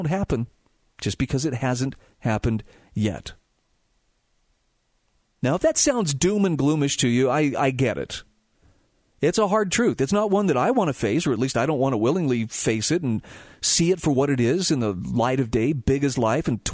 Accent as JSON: {"language": "English", "region": "Utah", "country": "United States", "tie": "born or raised there", "said": "my home state of Utah"}